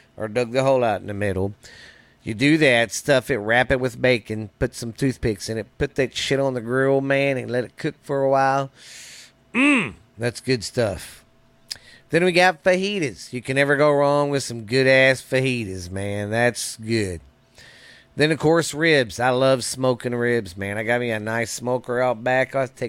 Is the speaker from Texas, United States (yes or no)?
yes; Mineral Wells, Texas, United States; my hometown here in Mineral Wells